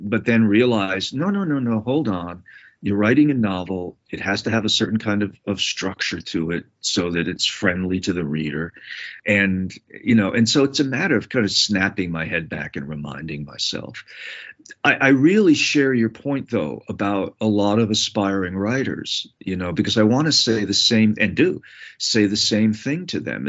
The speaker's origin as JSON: {"language": "English", "region": "New England", "country": "United States", "tie": "born or raised there", "said": "the growing up in New England at a time when there was a lot of mob violence and conflict."}